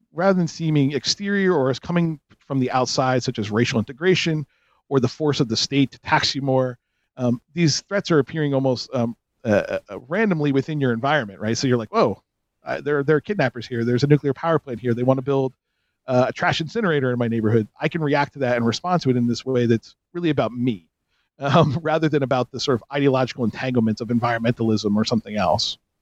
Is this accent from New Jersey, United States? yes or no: yes; North Jersey suburbs, New Jersey, United States; growing up in the North Jersey suburbs of the 70s, 80s, and 90s